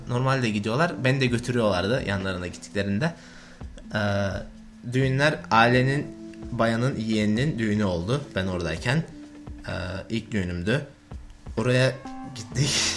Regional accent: Turkey; moved away; Ben de Türk'üm

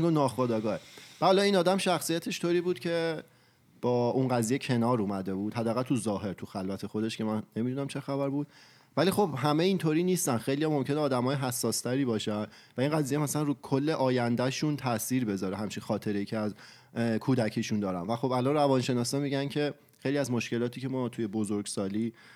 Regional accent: Iran; خودمون فرهنگ ایرانی داریم و تو ایران بزرگ شدیم

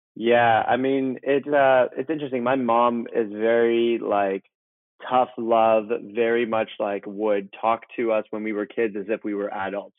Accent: Vancouver, British Columbia, Canada; moved away as an adult; also born or lived in Iran / Toronto; now in Malibu, United States; When I was four, my mother and my sister and I moved from Iran um, as refugees actually to Vancouver, Canada.

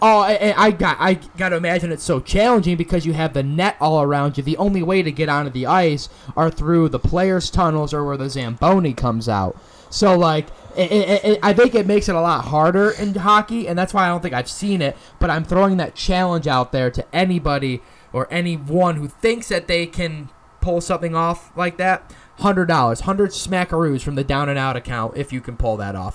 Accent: Syracuse, New York, United States; moved away; my hometown of Syracuse, New York

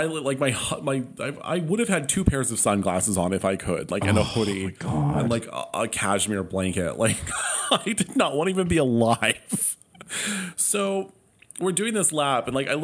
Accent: Palm Springs, California, United States; Palm Springs

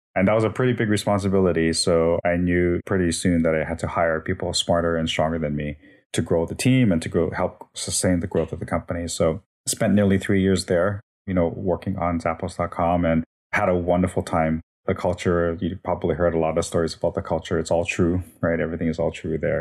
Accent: Hawaii, United States; moved away as an adult; also born or lived in Las Vegas, Nevada / Minnesota; born and raised in Hawaii

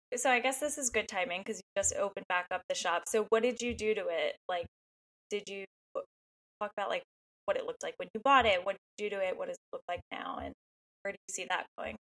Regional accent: New York, United States; now in Connecticut, United States; I was from New York and I actually went to Mystic a few times before deciding to move

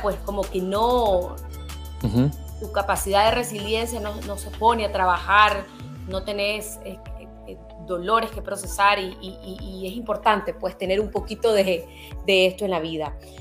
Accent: Nicaragua; also born or lived in Netherlands / Spain; También viví en un país durante mi infancia que estaba en guerra

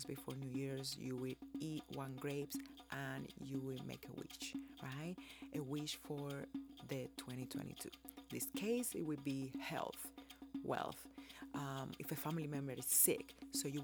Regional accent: Cuba; now in United States; growing up in Cuba and how I came to live here in America

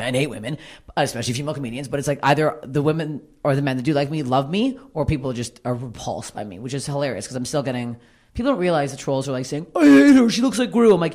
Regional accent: Toronto, Ontario, Canada; moved away; Toronto? It's, like, my hometown

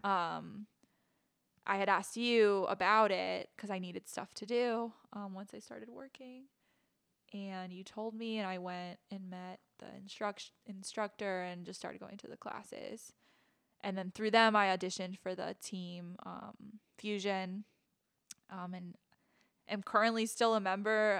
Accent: Manassas, Virginia, United States; also born or lived in Williamsburg, Virginia; I danced at several different studios when I was a kid. I'm from Manassas, Virginia, so around the area, a couple different studios

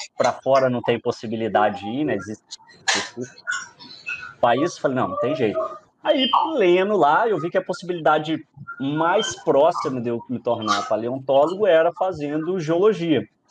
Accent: Minas Gerais, Brazil; also born or lived in Rio Claro, São Paulo; eu sou mineiro

